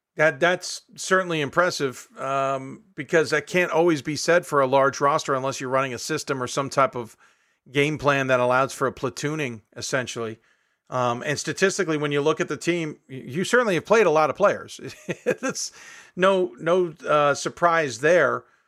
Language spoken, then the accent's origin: English; Chicago, Illinois, United States; I grew up in Chicago